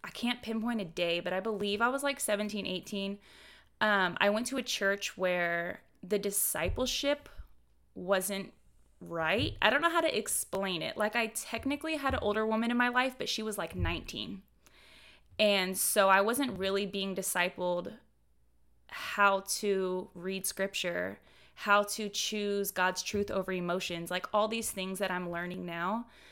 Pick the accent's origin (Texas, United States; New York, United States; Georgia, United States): Texas, United States; Houston; I'm from Houston, Texas. I'm from the Bible Belt, where everybody's a Christian